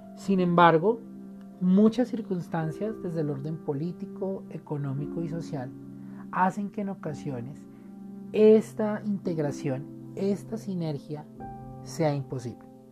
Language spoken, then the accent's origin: Spanish; Colombia; como colombianos